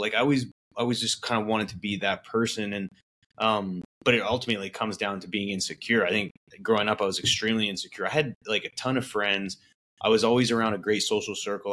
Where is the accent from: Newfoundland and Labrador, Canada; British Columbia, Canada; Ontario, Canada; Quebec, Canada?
British Columbia, Canada; Vernon; also born or lived in Calgary, Alberta; I grew up in Vernon, British Columbia, which is a small town